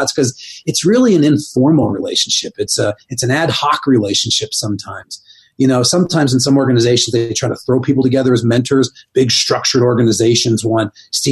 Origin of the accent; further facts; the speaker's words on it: East Coast, United States; moved away as an adult; growing up on the East Coast